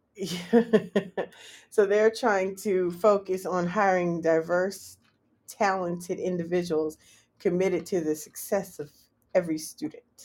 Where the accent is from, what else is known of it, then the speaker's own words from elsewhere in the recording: California, United States; moved away as an adult; now in Washington, D.C., United States; I'm from Cali